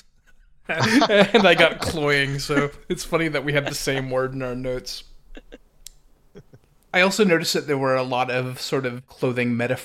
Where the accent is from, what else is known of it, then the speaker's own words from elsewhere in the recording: United States; I am the ugly American.